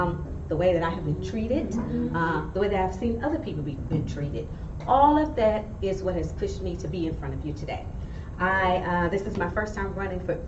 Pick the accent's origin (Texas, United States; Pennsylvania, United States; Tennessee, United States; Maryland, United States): Texas, United States; Beaumont; moved away as an adult; also born or lived in Harris County, Texas; now in Houston, United States; I am originally from Beaumont, Texas